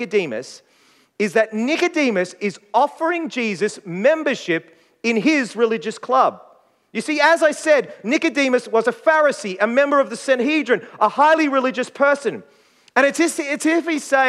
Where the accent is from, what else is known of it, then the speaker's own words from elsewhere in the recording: Queensland, Australia; now in South Australia, Australia; as a Queenslander, I grew up watching the State of Origin